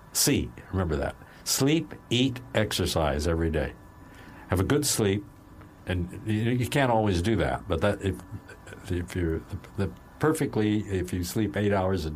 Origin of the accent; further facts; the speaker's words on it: Salt Lake City, Utah, United States; also born or lived in California; now in Los Angeles, United States; I was born in Salt Lake.